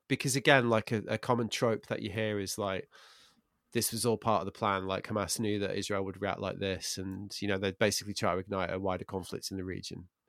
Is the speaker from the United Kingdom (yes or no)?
yes; England, United Kingdom; I'm, I'm English